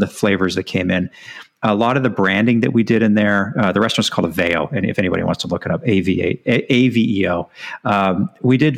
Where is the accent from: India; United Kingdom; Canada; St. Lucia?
Canada; Edmonton, Alberta; moved away as an adult; also born or lived in British Columbia / Bermuda / San Francisco / Orange County, California; I'm born and raised in Edmonton, Alberta